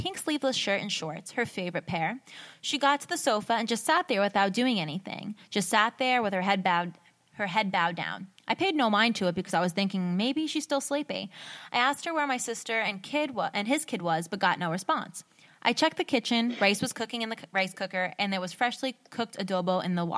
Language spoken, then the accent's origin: English; United States; I'm from America